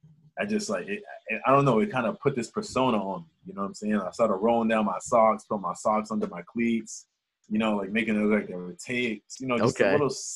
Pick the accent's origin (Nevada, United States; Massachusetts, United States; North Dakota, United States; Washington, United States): Massachusetts, United States; Boston; also born or lived in Santa Barbara, California; I grew up in Charlestown as a kid. So I went back to Charlestown.